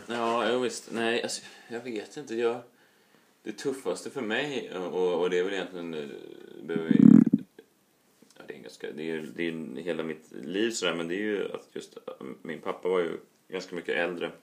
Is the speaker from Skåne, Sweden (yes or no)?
no; Stockholm, Stockholm County, Sweden; är uppvuxen i Vasastan, Stockholm